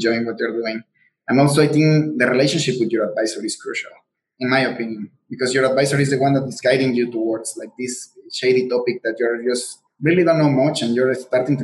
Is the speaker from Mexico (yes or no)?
yes; Mexico; first language Spanish; English is a second language; moved away; I'm from Mexico, so my first language is Spanish